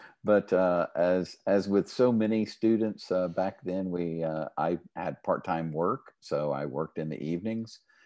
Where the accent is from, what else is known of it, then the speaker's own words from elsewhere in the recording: Midland, Texas, United States; I grew up in Midland